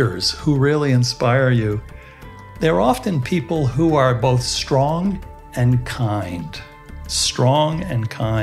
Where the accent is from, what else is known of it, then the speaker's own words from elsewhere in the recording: United States; I was raised in the United States within the Protestant background. My parents are both European